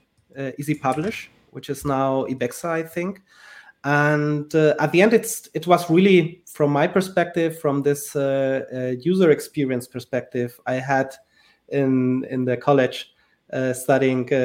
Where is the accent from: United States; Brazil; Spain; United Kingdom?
Spain; I was born in Spain, so I'm originally from Spain, but from a family mixed Spanish, mixed Liechtensteiner